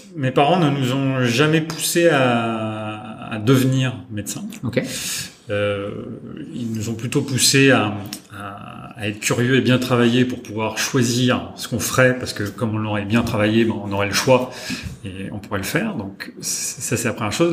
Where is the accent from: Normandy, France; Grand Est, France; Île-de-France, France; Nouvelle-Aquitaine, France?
Nouvelle-Aquitaine, France; Châtellerault; also born or lived in Poitiers; j'ai grandi euh, dans un, dans un, petit village et, j'allais à l'école euh, dans une petite ville qui s'appelle Châtellerault